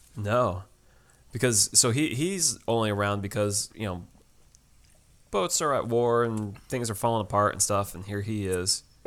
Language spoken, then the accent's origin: English; Connecticut, United States; Dave and I, we grew up at a beach that had some green, murky water